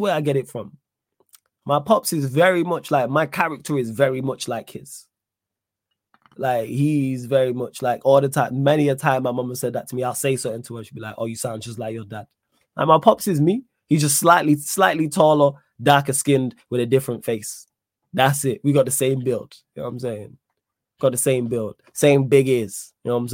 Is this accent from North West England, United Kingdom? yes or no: yes; Manchester, North West England, United Kingdom; I'm from Manchester. Manc born and bred